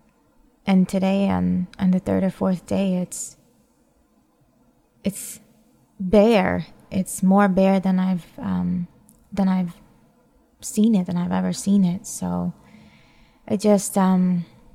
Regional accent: New York, United States; moved away; I grew up seeing in New York

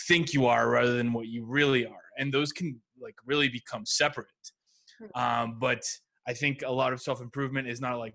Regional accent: Mexico; I grew up in Mexico

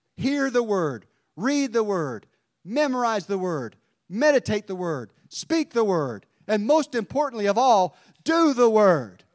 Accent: Mount Airy, North Carolina, United States; my hometown of Mount Airy

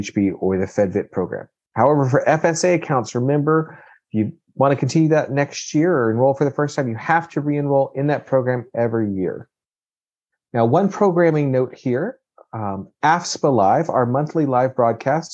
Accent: Kentucky, United States; we're from Kentucky

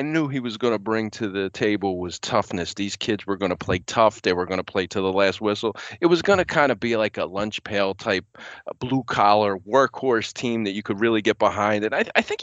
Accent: Philadelphia, Pennsylvania, United States; I grew up in Philly

